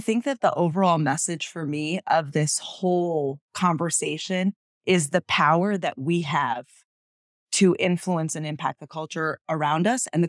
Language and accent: English; United States; accent: American; My accent would change.